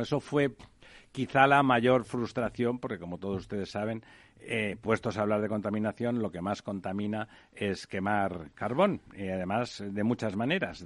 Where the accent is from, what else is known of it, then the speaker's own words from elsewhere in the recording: Barcelona, Catalonia, Spain; now in Madrid, Spain; yo soy de, Barcelona, aunque ya estoy em, adoptado de Madrid